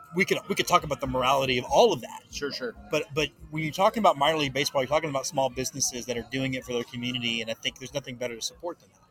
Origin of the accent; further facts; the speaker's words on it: Houston, Texas, United States; I grew up in Houston